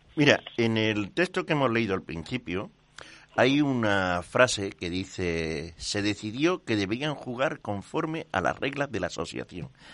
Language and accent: Spanish; Seville, Andalusia, Spain; somos sevillanos principalmente, todos